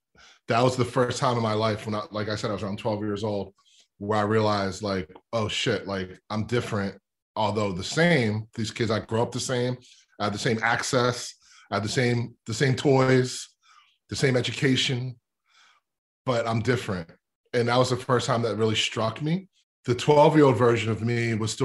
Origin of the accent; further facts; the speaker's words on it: Lower Merion, Pennsylvania, United States; I'm from Lower Marion, where Kobe's from. But I grew up in this really kind of white, affluent suburb called the Main Line.